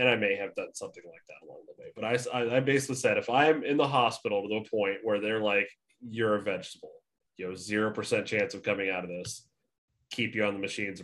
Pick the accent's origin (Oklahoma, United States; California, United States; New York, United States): California, United States; Southern; growing up in Southern California